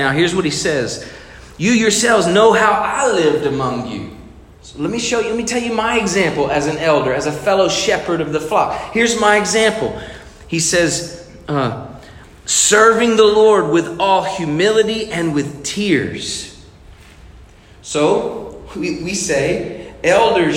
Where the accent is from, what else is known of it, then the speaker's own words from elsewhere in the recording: United States; I'm American, white, Caucasian